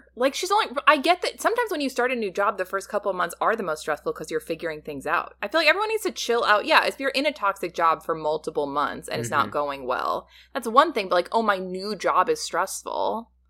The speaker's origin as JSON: {"language": "English", "region": "Midwest", "country": "United States", "said": "I don't know. I'm from the Midwest."}